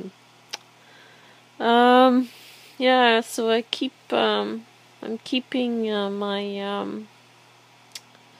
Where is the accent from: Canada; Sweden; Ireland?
Canada; Quebec City, Quebec; moved away; I just like to go to my hometown